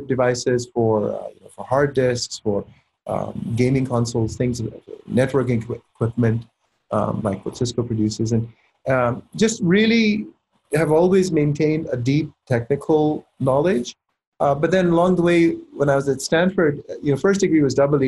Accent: Pakistan; also born or lived in Silicon Valley, California; now in United States; I was born and raised in Pakistan

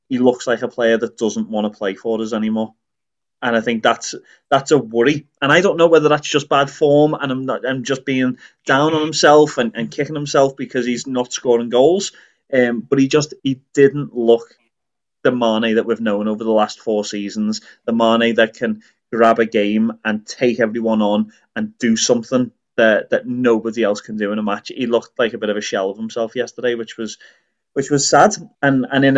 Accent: Liverpool, North West England, United Kingdom; moved away; we grew up around Anfield

